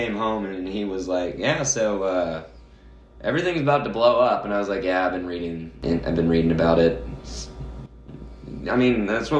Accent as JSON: {"language": "English", "town": "Nashville", "region": "Tennessee", "country": "United States", "tie": "born or raised there", "said": "I'm born and raised in Nashville."}